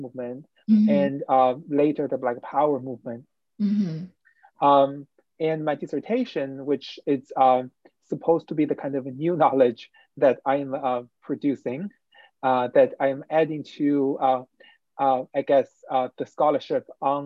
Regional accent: China; English is a second language; moved away as an adult; also born or lived in Wuhan / Beijing; now in United States; There are not many people like me who was raised and born in China

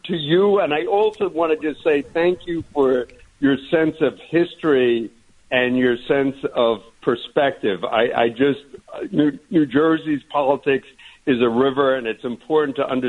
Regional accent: Ireland; But, you know, sort of being Irish, I had sunscreen in my eyes.

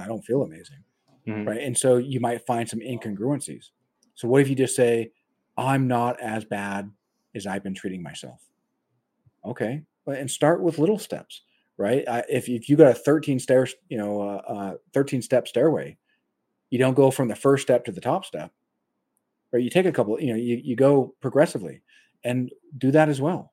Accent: United States; my frame of reference is an American

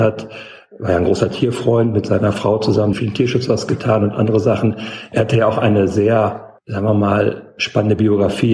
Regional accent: Ostbevern, North Rhine-Westphalia, Germany; moved away as an adult; also born or lived in Telgte; now in Zeuthen, Germany; ich bin da mal in Ostbevern geboren. Das ist bei Münster in Nordrhein-Westfalen und dort auch aufgewachsen, zur Schule gegangen

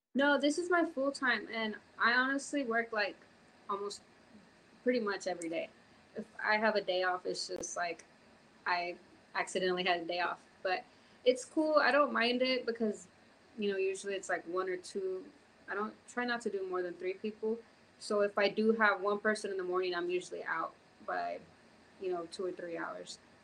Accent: Houston, Texas, United States; also born or lived in California / Florida / Mexico; now in Fort Worth, United States; lived in Houston up until middle school.

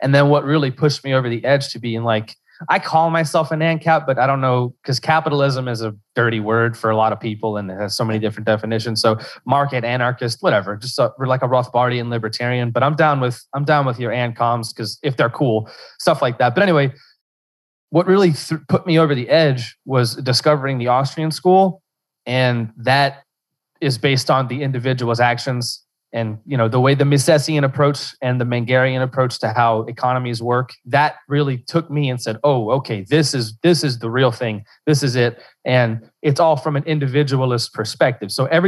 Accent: Louisiana, United States; I'm from Louisiana, South Central Louisiana, Cajun country.

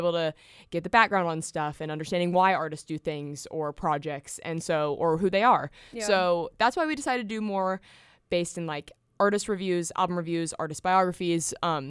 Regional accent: Franklin, Tennessee, United States; I'm originally from Franklin, Tennessee, a little south of Nashville. Grew up in the burbs, so.

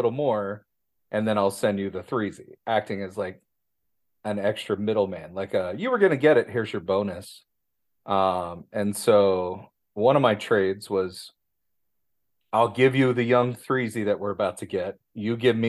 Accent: Midwest, United States; me being a Midwesterner

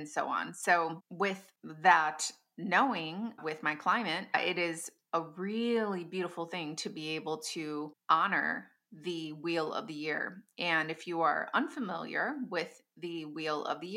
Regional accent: Midwest of the United States, United States; my hometown

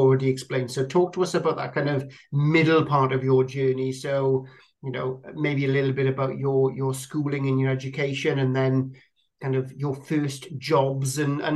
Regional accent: Welsh Valleys, Wales, United Kingdom; growing up in the Welsh Valleys

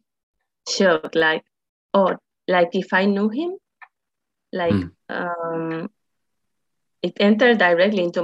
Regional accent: Spain; also born or lived in Madrid; I'm living in Madrid. I'm from Spain.

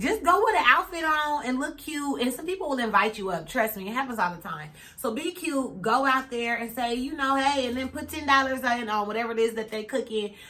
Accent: Kansas City, Missouri, United States; Yeah, I grew up in Kansas City.

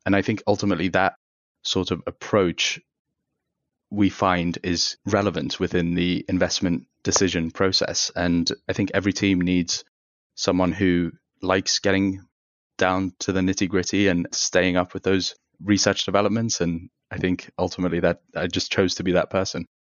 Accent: United Kingdom; also born or lived in Tehran, Iran; now in Chicago, United States; we moved to the U K. So I spent kind of the early stages of my life as an asylum seeker in the U K

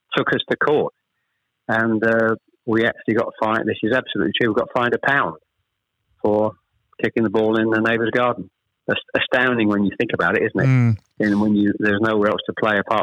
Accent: Chelmsford, East of England, United Kingdom; born or raised there; also born or lived in Ashton-under-Lyne, North West England

